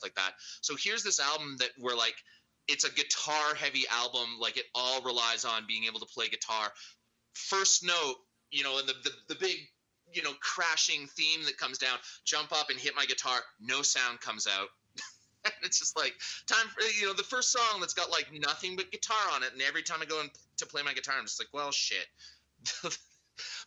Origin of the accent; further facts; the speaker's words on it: Alberta, Canada; also born or lived in New Brunswick / England; now in Vancouver, Canada; I was born in New Brunswick, but I mean, I've spent most of my life in Alberta.